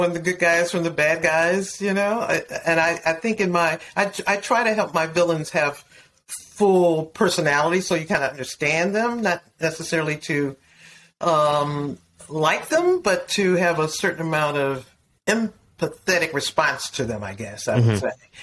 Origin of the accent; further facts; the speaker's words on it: Detroit, Michigan, United States; I grew up in Detroit